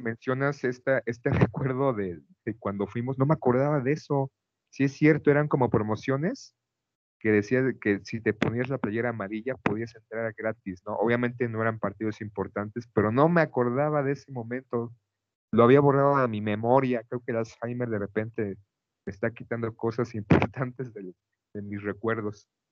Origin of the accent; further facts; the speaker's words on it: Mexico; haber como niño tenido un mundial en México